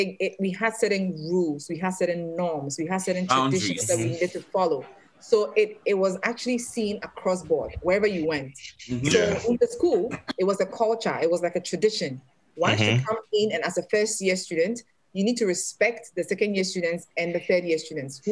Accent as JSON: {"language": "English", "town": "Accra", "region": "Greater Accra", "country": "Ghana", "moved": "yes", "said": "I'm from Accra."}